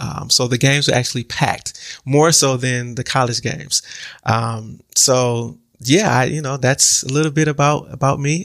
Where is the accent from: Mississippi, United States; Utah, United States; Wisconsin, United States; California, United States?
Wisconsin, United States; Milwaukee; born and raised in Milwaukee, um, Milwaukee, Wisconsin